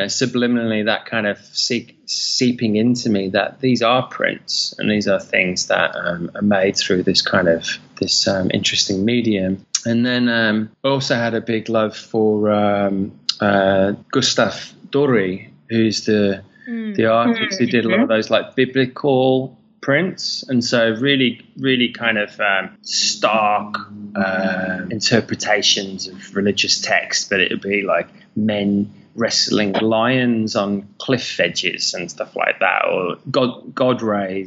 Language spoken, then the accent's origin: English; United Kingdom; moved away as an adult; also born or lived in London / Sydney; now in Bali, Indonesia; being a Brit and growing up in the UK